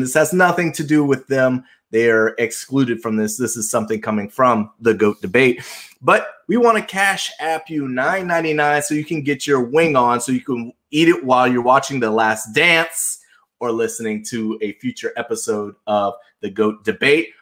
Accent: Charleston, South Carolina, United States; moved away; I grew up in Charleston, South Carolina

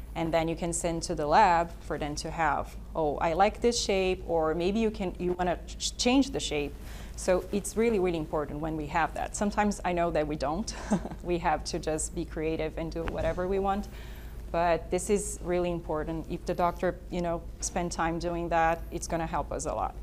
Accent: Brazil; moved away; I'm from Brazil

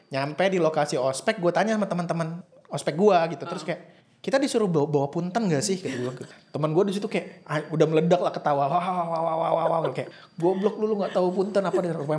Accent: Sumatra, Indonesia; accent: Sumatran; Enggak sih, cuman gue dibully karena logat gue aja gitu.

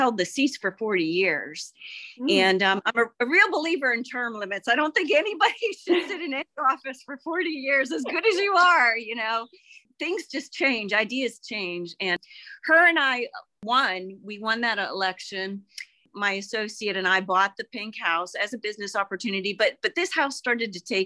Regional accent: Bethel Park, Pennsylvania, United States; I grew up in Bethel Park

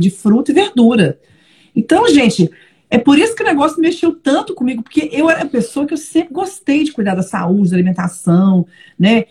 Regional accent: Belo Horizonte, Minas Gerais, Brazil; moved away as an adult; also born or lived in São Paulo / Brasília / Lisbon; now in Braga, Portugal; sou mineira, não, mentira, sou paulistana de nascimento, mas morei até os 30 anos em Belo Horizonte

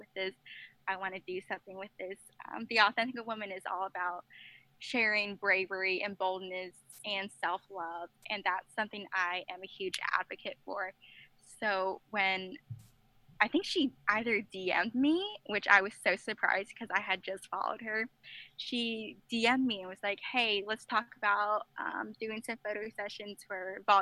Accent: the South, United States; I'm from the South

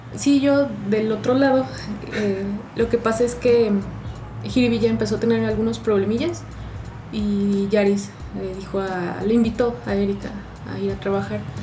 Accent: Mexico City, Mexico; soy de Ciudad de México y tengo 30 años

